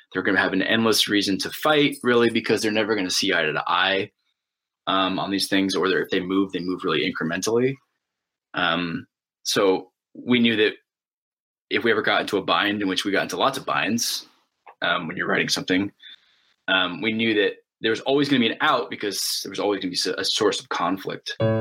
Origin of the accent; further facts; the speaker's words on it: United States; I'm an American, and I live in a, an open democracy